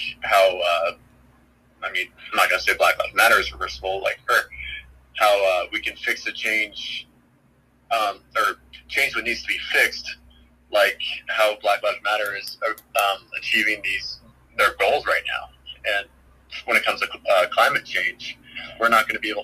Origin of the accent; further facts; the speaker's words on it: Ojai, California, United States; I'm from Ojai, California